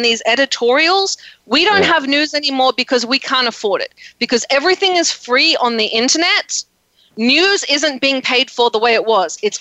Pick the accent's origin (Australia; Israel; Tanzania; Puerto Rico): Australia; now in United States; I'm Australian. I grew up with social medicine, social education